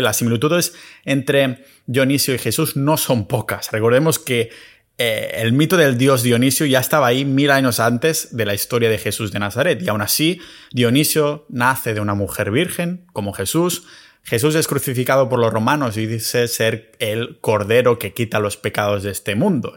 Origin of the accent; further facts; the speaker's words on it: Catalonia, Spain; mi tierra natal, en Cataluña